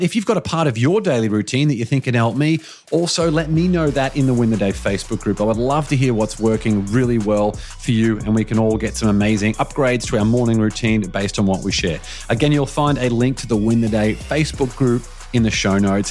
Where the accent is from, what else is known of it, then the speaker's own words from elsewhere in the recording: Australia; as an Australian